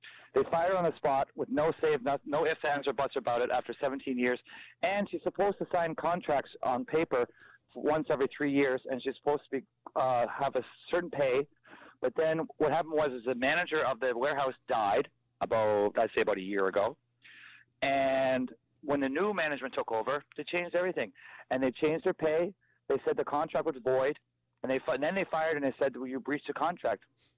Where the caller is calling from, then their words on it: Barrie, Ontario, Canada; We're calling from Barrie.